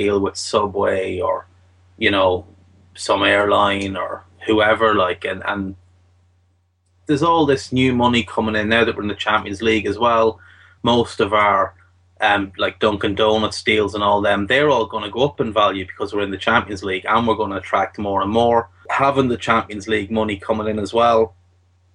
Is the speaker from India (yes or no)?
no; Ireland; I'm Irish